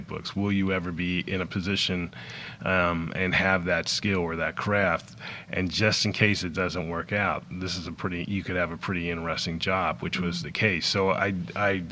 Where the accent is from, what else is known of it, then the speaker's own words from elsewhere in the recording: South Florida, United States; moved away as an adult; also born or lived in Los Angeles; where I grew up in South Florida